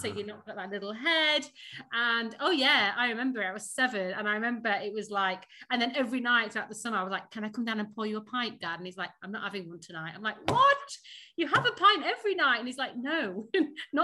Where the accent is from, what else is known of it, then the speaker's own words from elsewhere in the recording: Sheffield, Yorkshire and the Humber, United Kingdom; accent: northern; moved away as an adult; also born or lived in Surrey; now in London, United Kingdom; I am a Sheffield bird. I grew up in Sheffield.